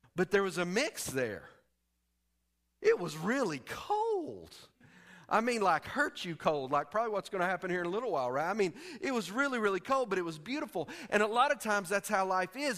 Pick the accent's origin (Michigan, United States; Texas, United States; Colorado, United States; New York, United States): Texas, United States; I'm from Texas